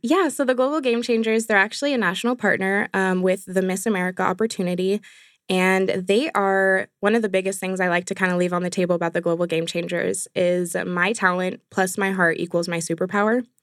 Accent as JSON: {"language": "English", "town": "San Jose", "region": "California", "country": "United States", "tie": "born or raised there", "moved": "yes", "said": "I'm actually from San Jose, California originally"}